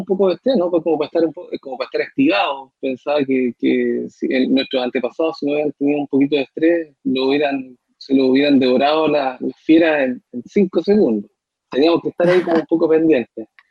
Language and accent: Spanish; Punta Arenas, Magallanes and Chilean Antarctica, Chile; now in Concepción, Chile; yo soy de Punta Arena, mi gente es allá y la conmovisión magallánica es totalmente distinta a la conmovisión que tenemos acá, que tienen acá los penquistas o que tenemos los penquistas por adopción